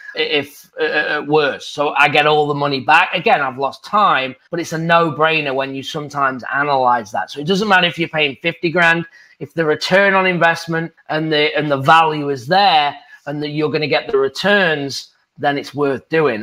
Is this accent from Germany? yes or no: no; England, United Kingdom; moved away as an adult; now in United States; I'm from England as a golf pro, moving to the United States, being a real estate investor